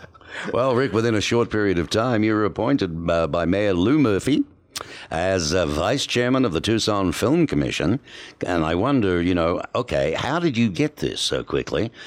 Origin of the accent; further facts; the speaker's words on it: Australia; my pronunciations as an Aussie can be misconstrued